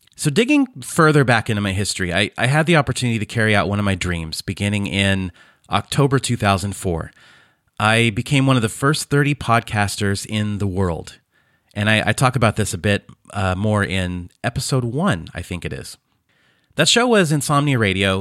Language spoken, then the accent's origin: English; Fresno, California, United States; moved away as an adult; now in Croatia; I was born and raised in Fresno, California.